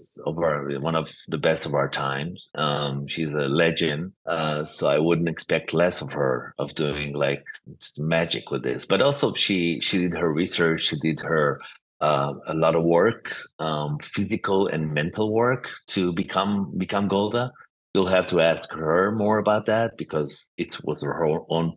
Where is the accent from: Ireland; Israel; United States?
Israel; born or raised there